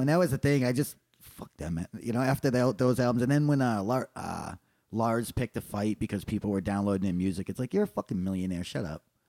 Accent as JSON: {"language": "English", "region": "Northeast", "country": "United States", "tie": "born or raised there", "moved": "yes", "said": "I grew up in the Northeast"}